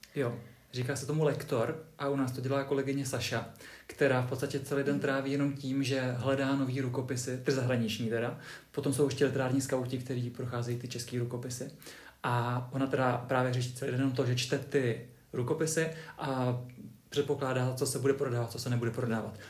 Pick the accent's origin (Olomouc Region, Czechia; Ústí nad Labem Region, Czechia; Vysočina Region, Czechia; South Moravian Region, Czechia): Vysočina Region, Czechia; Třebíč; já pocházím z Třebíče